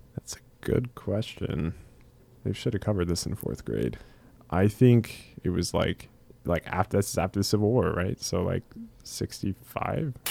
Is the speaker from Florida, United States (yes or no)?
yes; Orlando, Florida, United States; moved away; I was raised in Orlando